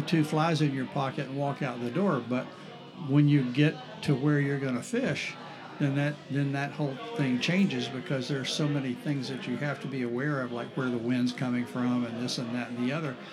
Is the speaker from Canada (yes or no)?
no; St. Augustine, Florida, United States; growing up in St. Augustine was a totally different town at that point